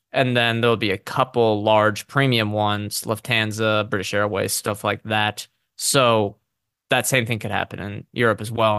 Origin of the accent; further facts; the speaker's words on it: United States; as an American consumer